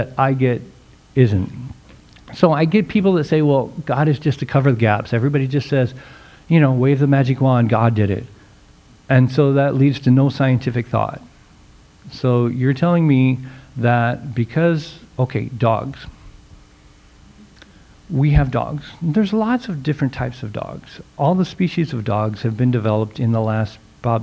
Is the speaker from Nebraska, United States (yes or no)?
yes; Nebraska, United States; I'm from Nebraska